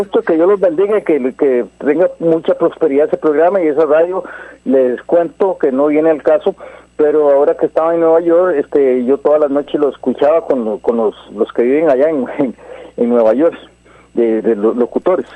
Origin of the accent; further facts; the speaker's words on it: Guadalupe, San José, Costa Rica; also born or lived in Santo Domingo de Heredia; yo soy de Guadalupe, criado con Álvaro, McDonald